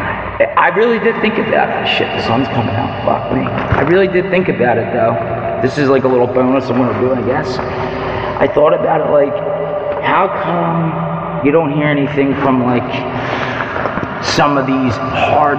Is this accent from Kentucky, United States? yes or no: no; Philadelphia, Pennsylvania, United States; I'm from Philly. I'm from South Philly. I was born and raised here